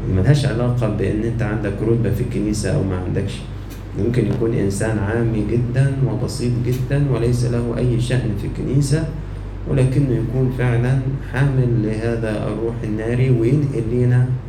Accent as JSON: {"language": "Arabic", "country": "Egypt", "said": "عندنا في مصر"}